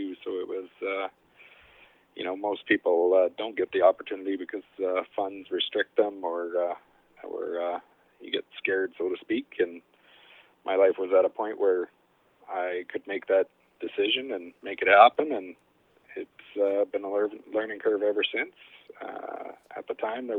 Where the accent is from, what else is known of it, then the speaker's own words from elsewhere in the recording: Chilliwack, British Columbia, Canada; now in Lone Butte, Canada; I grew up in Chilliwack. My parents owned a dairy farm